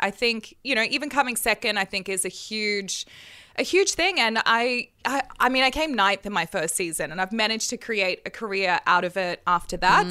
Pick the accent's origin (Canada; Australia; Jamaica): Australia; I'm Australian